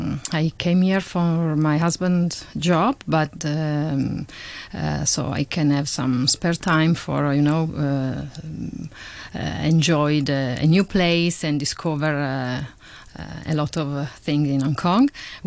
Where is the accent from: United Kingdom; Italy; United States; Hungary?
Italy; I have to say, to admit that my father is a foodie